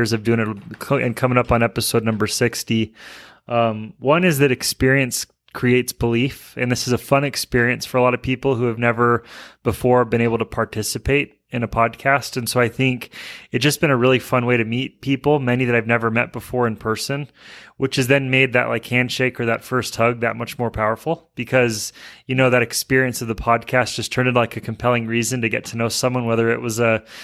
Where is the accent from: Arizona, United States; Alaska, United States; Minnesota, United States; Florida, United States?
Alaska, United States; moved away as an adult; now in Utah, United States; I grew up in Alaska.